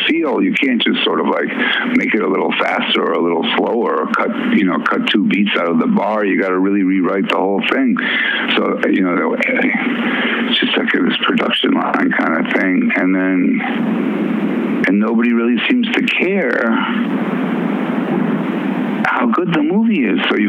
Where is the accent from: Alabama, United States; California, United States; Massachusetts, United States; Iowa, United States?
Massachusetts, United States; Worcester; also born or lived in Minneapolis, Minnesota / New Orleans, Louisiana; we moved to Worcester, Massachusetts